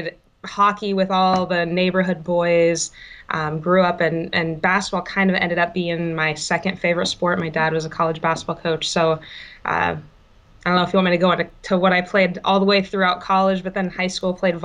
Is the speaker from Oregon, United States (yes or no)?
no; Kansas, United States; now in San Jose, United States; I grew up in Kansas